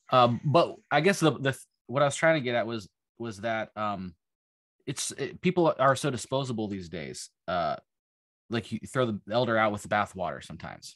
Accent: Western Pennsylvania, United States; moved away; also born or lived in Ithaca, New York; I was born in, in Ithaca, but I was raised in Western Pennsylvania

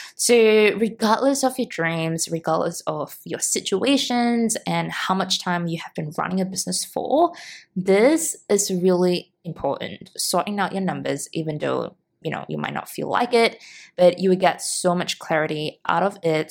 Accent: Singapore; moved away; in Singapore, back in my hometown

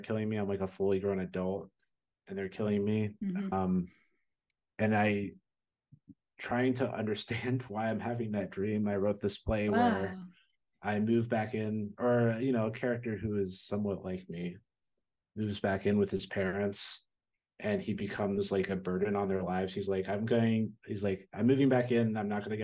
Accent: New Jersey, United States; now in Chicago, United States; I grew up in New Jersey

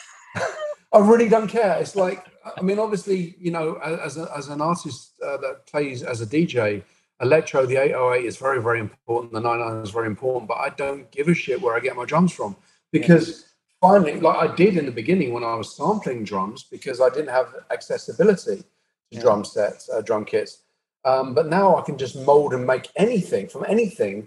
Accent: Brighton, South East England, United Kingdom; I grew up in Brighton, which was a fantastic melting pot for liberal views

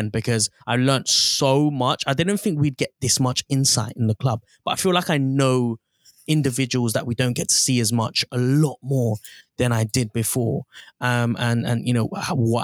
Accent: London, United Kingdom; When I was growing up in North London, Arsenal was an integral part

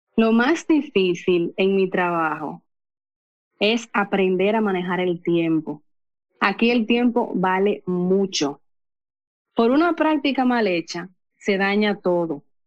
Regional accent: Cotuí, Sánchez Ramírez, Dominican Republic; Soy de República Dominicana, provincia de Sánchez Ramírez, municipio de Cotuí.

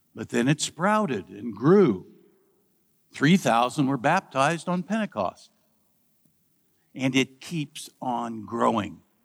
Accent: Midwest, United States; Growing up in the Midwest, where corn is king

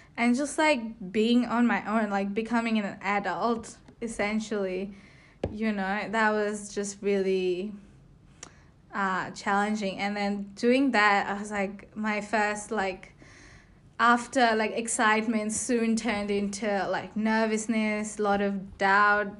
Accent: India; moved away as an adult; now in Melbourne, Australia; I'm from India. I moved to Australia about three years ago to study

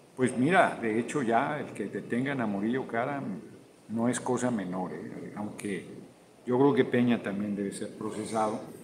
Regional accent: Mexico; Yo vengo orgullosísimo de ser mexicano, no, no me voy a ningún lugar yo soy mexicano

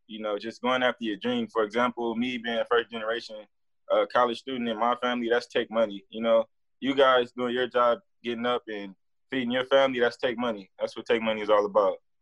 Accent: Los Angeles, California, United States; moved away as an adult; I come from South Central, a real crazy place

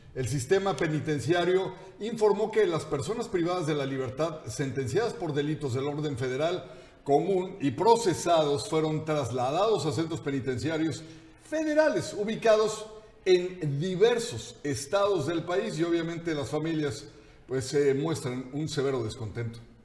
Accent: Mexico; nosotros, teniendo una condición de migrantes por el mundo, o sea, siendo mexicanos

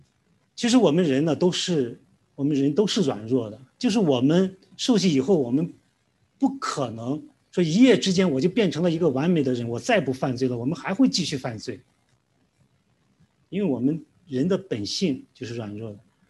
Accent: China; 因为我们中国人呢，其实其他地方也也都有这样的观念，就是说善有善报，恶有恶报。

